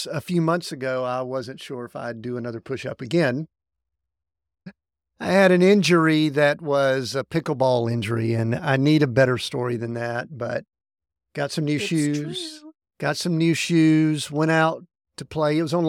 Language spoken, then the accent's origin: English; the South, United States; We're from the South.